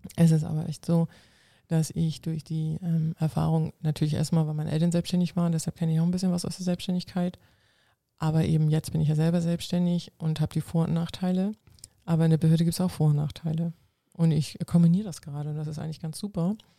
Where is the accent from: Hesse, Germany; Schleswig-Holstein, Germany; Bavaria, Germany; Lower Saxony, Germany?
Schleswig-Holstein, Germany; first language Low German; German is a second language; Plattdeutsch ist eine ah. Sprache ah. bei uns oben im Norden, in Schleswig-Holstein